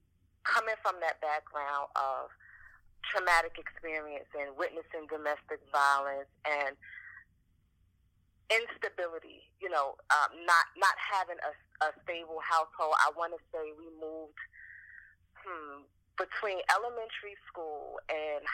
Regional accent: New York City, New York, United States; also born or lived in Portsmouth, Virginia; I am born and raised in Brooklyn, New York

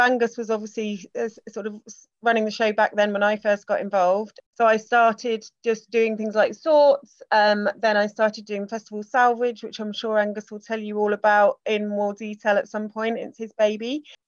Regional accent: Singapore; born there; I was born in Singapore. I've always had a British passport, but I studied languages. I've lived abroad.

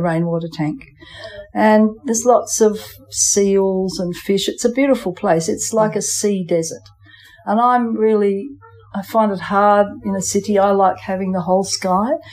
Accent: Geraldton, Western Australia, Australia; also born or lived in England / Post Office Island, Abrolhos Islands; I came from England with my father and mother when I was five. And we came to Geraldton and then came to the islands a year later.

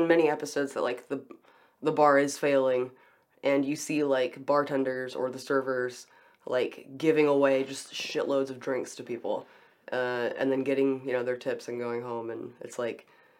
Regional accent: Beaumont, Texas, United States; I'm from Beaumont.

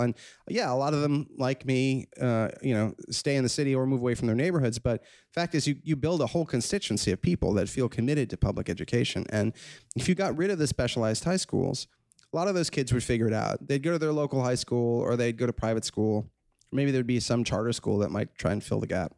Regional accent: New York City, New York, United States; I'm born and raised in New York City, and I'm class of 1988. I grew up on the Upper West Side

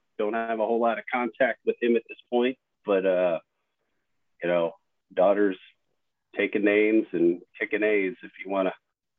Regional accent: Virginia, United States; also born or lived in Williamsport, Pennsylvania / New Jersey; I was born in Williamsport, Pennsylvania, home of the Little League World Series. That's exciting, I guess, for some. Moved to Virginia, bounced around a couple of times, Virginia, New Jersey, settled in Virginia in the early 80s, and I guess basically called Virginia my home.

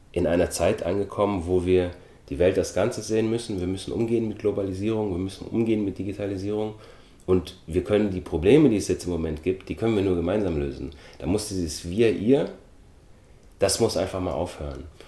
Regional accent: Germany; also born or lived in Austria; ich bin 1973 geboren worden in Österreich, bin dann mit sechs Jahren nach Deutschland gezogen.

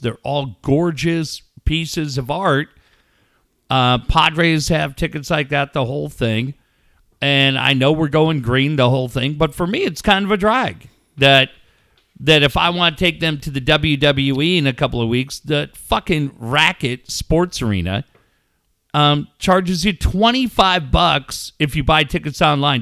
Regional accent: Minneapolis, Minnesota, United States; Growing up in Minneapolis, I lived in an apartment complex

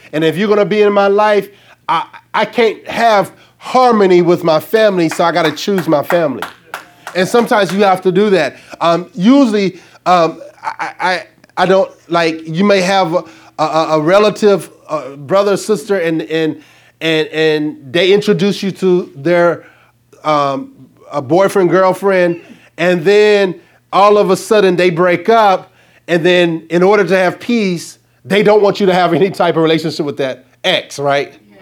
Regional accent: Arkansas, United States; I'm from Arkansas

